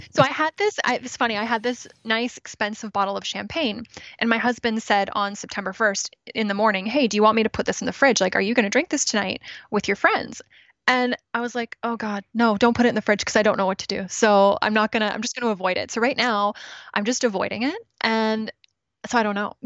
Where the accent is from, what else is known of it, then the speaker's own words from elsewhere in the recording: Ontario, Canada; moved away as an adult; also born or lived in Toronto / Regina, Saskatchewan / British Columbia; now in Kelowna, Canada; I was born in Toronto, grew up in Ontario, so other side of the, other side of the country